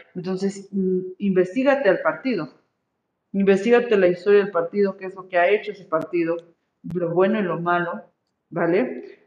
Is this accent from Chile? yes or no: no; Mexico; Yo soy mexicana, por lo tanto tengo que cuidar la patria en la que nací